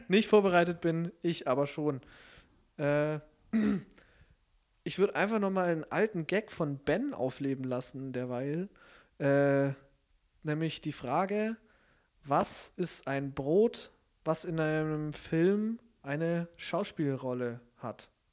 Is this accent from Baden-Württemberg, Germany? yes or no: yes; Stuttgart, Baden-Württemberg, Germany; also born or lived in Konstanz; ich komme aus Stuttgart